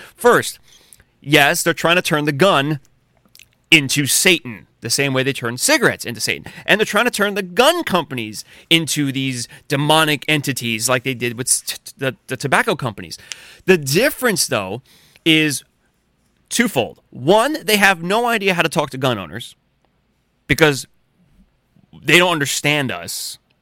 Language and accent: English; United States; as American patriots who have guns